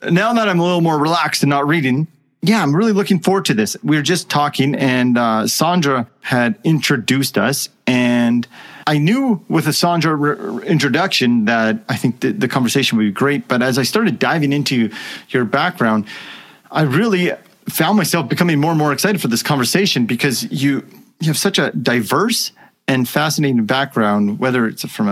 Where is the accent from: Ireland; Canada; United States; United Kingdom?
Canada; I'm Canadian